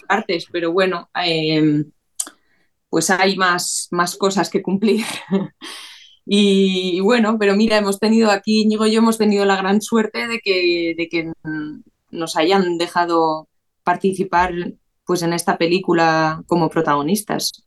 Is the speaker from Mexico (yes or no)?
no; San Sebastián, Basque Country, Spain; moved away; yo me fui de Donosti